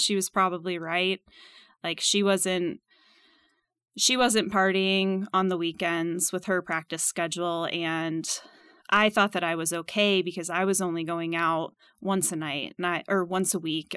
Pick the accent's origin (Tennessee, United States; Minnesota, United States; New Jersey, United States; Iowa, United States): Minnesota, United States; moved away as an adult; also born or lived in Purdue University, Indiana; now in Kansas City, United States; I grew up in Minnesota